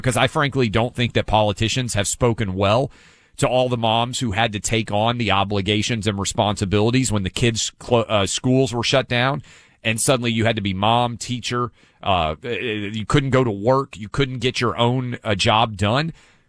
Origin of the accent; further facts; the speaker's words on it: New York City, New York, United States; I'm from New York City.